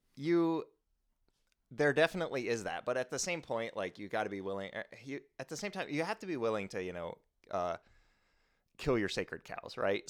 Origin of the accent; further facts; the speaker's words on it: United States; speaking as an American